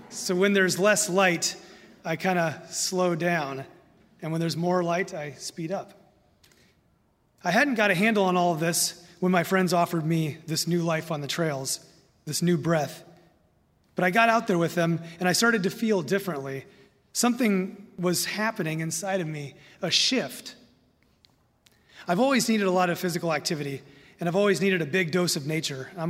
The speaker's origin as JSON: {"language": "English", "region": "Indiana", "country": "United States", "lives_now": "Minnesota, United States", "said": "Now, I love living in Minnesota. I'm a transplant from Indiana and some of the other places I've lived."}